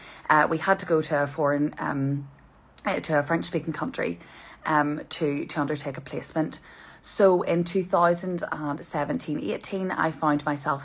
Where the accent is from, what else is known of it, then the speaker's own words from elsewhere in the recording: Portstewart, Northern Ireland, United Kingdom; I'm from Port Stewart originally, and I've worked in my family business most of my life